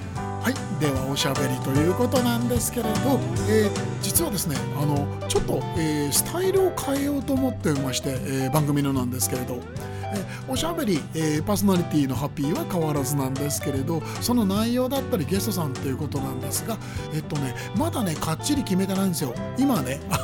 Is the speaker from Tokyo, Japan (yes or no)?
yes; Koto, Tokyo, Japan; also born or lived in Sumida, Tokyo / Nishi-Ogikubo, Tokyo; 東京下町江東区、えー、江東区からずっと出ずにですね、え生まれ育ってきまして